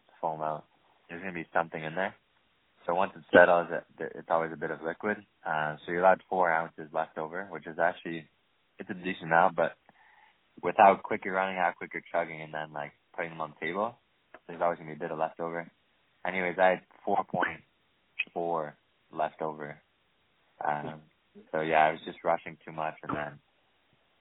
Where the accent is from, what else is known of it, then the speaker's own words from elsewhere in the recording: Windsor, Ontario, Canada; I grew up in Windsor, Ontario, right across the border from Detroit.